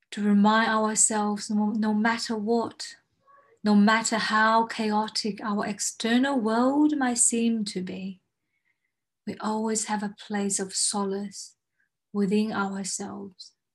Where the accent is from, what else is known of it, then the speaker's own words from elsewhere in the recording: China; moved away as an adult; also born or lived in Melbourne, Australia; i was from china i came here to study law